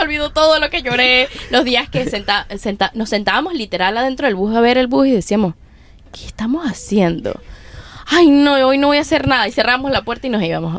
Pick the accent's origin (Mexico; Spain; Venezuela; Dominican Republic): Venezuela; Mérida; moved away as an adult; also born or lived in Wisconsin / Nashville; now in United States; soy de Venezuela, soy de Mérida, me mudé a los Estados Unidos en el dos mil catorce